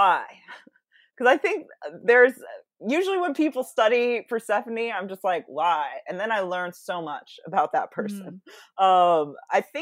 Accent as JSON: {"language": "English", "town": "Seattle", "region": "Washington", "country": "United States", "tie": "born or raised there", "said": "where I grew up in Seattle and the peninsula"}